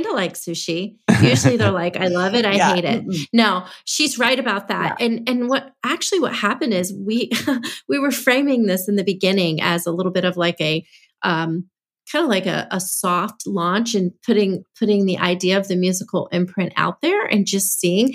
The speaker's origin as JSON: {"language": "English", "town": "Nashville", "region": "Tennessee", "country": "United States", "said": "I was from Nashville"}